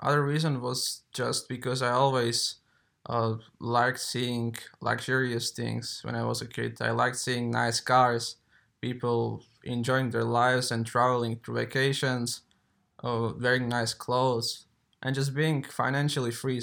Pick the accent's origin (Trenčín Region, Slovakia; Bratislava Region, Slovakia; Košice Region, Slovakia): Košice Region, Slovakia; Košice; I'm coming from Slovakia, eastern part of Slovakia, from the city of Košice.